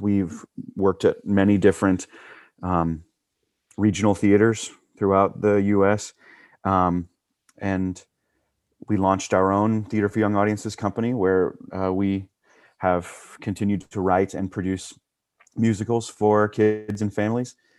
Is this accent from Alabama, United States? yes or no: yes; Huntsville, Alabama, United States; also born or lived in Tuscaloosa, Alabama; I grew up in Huntsville, Alabama, which is North Alabama